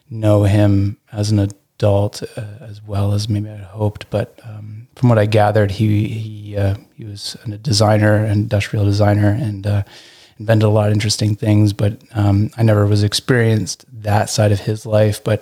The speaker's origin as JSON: {"language": "English", "town": "Burlington", "region": "Ontario", "country": "Canada", "tie": "born or raised there", "also_born_or_lived": "England", "said": "Um, I I grew up in mostly in Burlington, Ontario."}